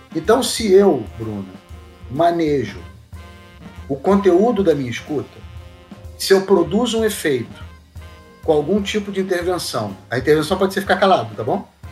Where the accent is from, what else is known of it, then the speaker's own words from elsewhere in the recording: Rio de Janeiro, Brazil; Eu tive uma, uma possibilidade de formação que tem muito a ver com a cidade na qual eu nasci. Eu sou do Rio de Janeiro